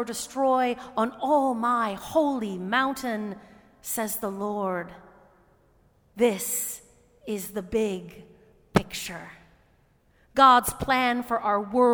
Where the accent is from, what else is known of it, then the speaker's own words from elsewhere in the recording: United States; As American Christians